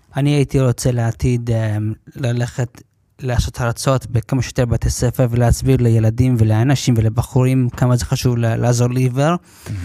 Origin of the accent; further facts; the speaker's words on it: New York, United States; now in Lod, Israel; נולדתי בניו יורק בארצות הברית